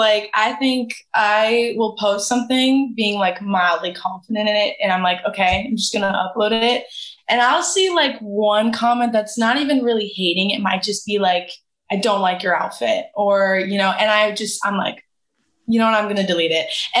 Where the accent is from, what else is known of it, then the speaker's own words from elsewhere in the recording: Canada; I only had 6 months in the U.S. as a Canadian, so my 6 months was up.